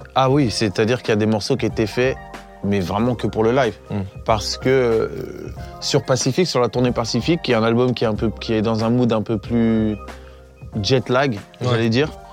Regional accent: Évry, Île-de-France, France; je viens d'Evry à la base

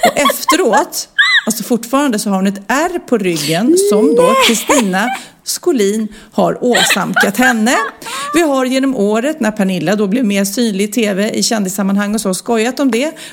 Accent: Luleå, Norrbotten County, Sweden; och, eh, vi kom från Luleå och inte var bortskämda alls med att träffa kändisar så ofta.

